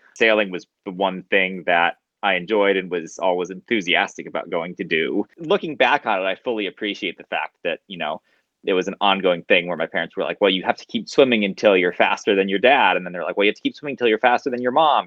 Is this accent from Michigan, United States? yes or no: no; Southern California, United States; I grew up in Southern California from a very early age